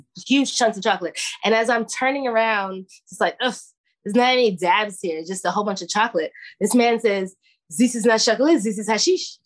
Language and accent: English; New York City, New York, United States; now in Oakland, United States; I'm from Brooklyn